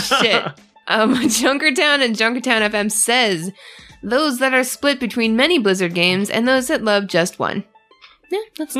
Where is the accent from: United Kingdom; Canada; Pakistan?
Canada; because I'm Canadian, so I feel like I did a bad thing.